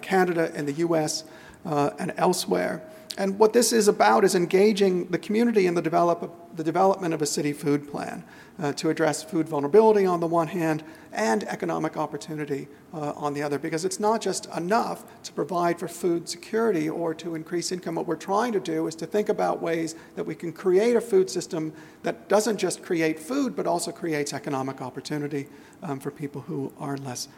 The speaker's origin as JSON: {"language": "English", "country": "United States", "moved": "yes", "lives_now": "Australia", "said": "I'm American"}